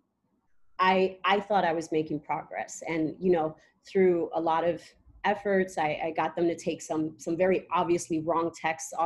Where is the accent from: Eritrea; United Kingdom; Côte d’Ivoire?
Eritrea; I'm from Eritrea, East Africa. I was always raised knowing where I come from